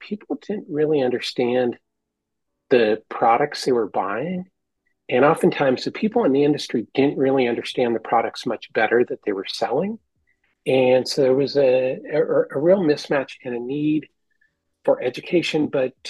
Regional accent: San Francisco Bay Area, California, United States; I'm from the San Francisco Bay Area, and that's where I grew up.

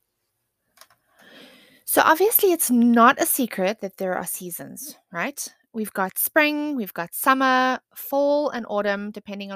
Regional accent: South Africa; I am South African

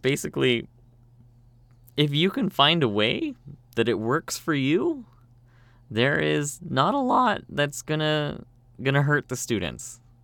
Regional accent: Canada; moved away as an adult; now in South Korea; I'm from Canada, but I speak Korean.

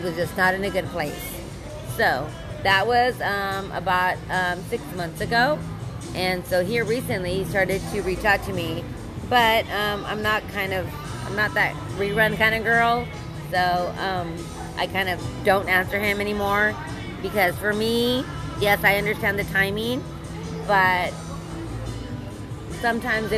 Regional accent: El Paso, Texas, United States; I'm from El Paso.

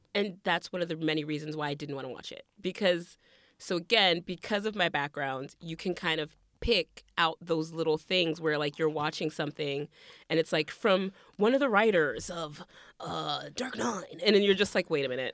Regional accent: the South, United States; Growing up in the South

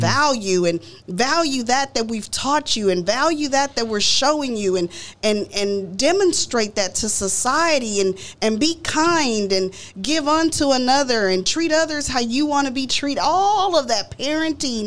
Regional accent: Dallas, Texas, United States; I grew up in Oak Cliff, Texas

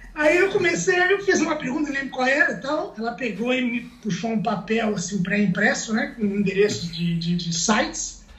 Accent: Itajaí, Santa Catarina, Brazil; moved away as an adult; also born or lived in Joinville; now in Burlington, Canada; eu sou, sou de Santa Catarina, né? Sou de Itajaí, sou de Itajaí

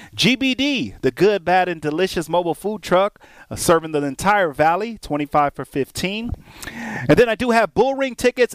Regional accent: Inglewood, California, United States; now in Las Vegas, United States; I grew up on them in Inglewood.

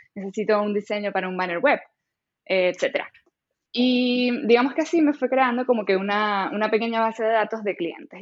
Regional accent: Maracaibo, Zulia, Venezuela; moved away as an adult; also born or lived in Colombia / Spain; now in Canada; yo vengo de Maracaibo, que es, digamos, una ciudad relativamente pequeña

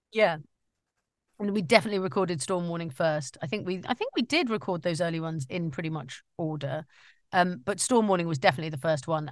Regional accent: Staffordshire Moorlands, West Midlands, United Kingdom; also born or lived in London; I was born in London, but then we moved to, uh, sort of the central area of England, the Staffordshire Moors, and, uh, grew up there

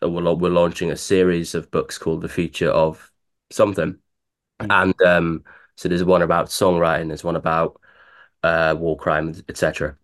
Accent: Laugharne, Wales, United Kingdom; moved away as an adult; now in London, United Kingdom; I was quite lucky to live be born in the village that has that sort of um, pedigree.

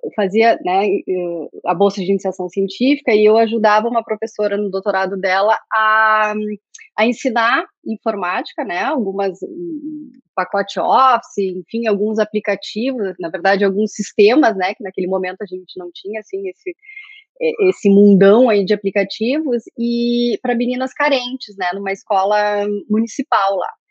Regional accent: interior of Rio Grande do Sul, Brazil; moved away; also born or lived in Pelotas; eu sou do interior do Rio Grande do Sul

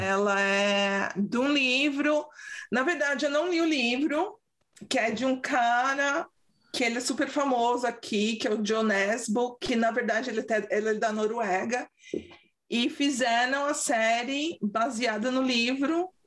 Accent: São Paulo, Brazil; accent: paulistês; also born or lived in London; now in Sweden; Meu sotaque paulistês

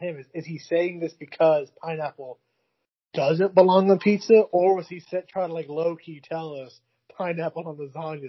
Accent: Missouri, United States; See, growing up in Missouri, I've been to one Mavs game, and it was great.

